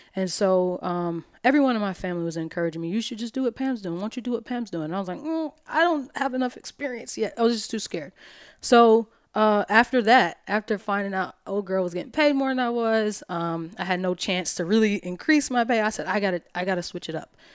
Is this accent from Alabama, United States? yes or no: yes; Alabama, United States; moved away as an adult; also born or lived in New York; I'm from Alabama